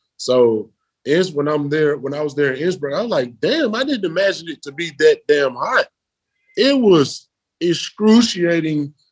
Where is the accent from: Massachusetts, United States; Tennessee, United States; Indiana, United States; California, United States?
Tennessee, United States; Memphis; moved away as an adult; now in Berlin, Germany; I come from Memphis, which is a city